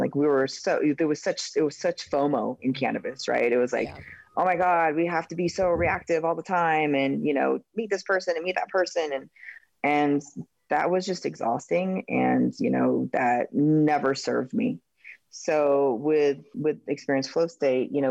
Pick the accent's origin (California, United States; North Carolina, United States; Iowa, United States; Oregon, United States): Oregon, United States; My home state of Oregon